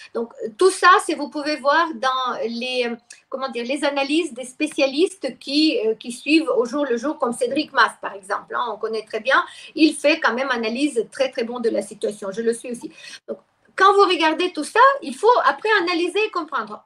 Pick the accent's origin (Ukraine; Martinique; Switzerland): Ukraine; first language Russian; French is a second language; moved away as an adult; also born or lived in Lyon, France; now in France; j'étais ukrainienne, mais je parlais russe. Je suis russophone toujours, c'est ma langue maternelle